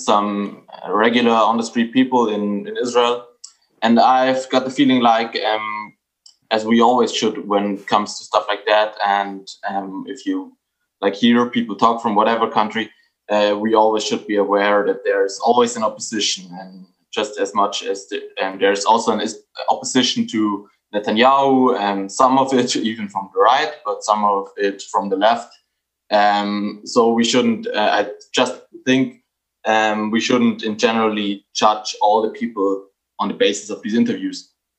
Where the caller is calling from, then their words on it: Bavaria, Germany; From Germany, Bavaria to be precise.